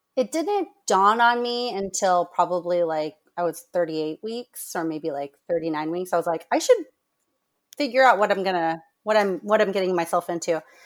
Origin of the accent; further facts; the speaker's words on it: Orange County, California, United States; moved away as an adult; also born or lived in Michigan / Rhode Island / Massachusetts; I am from Orange County, California, but I've bit, kind of been all over the place. Um, I grew up here